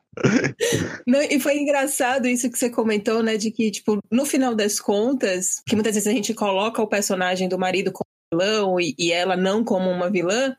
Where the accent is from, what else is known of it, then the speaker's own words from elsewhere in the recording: Bahia, Brazil; eu sou da Bahia